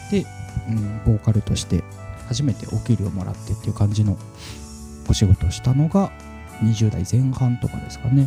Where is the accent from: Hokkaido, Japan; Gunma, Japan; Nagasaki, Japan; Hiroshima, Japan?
Hiroshima, Japan; 僕広島出身なんですけども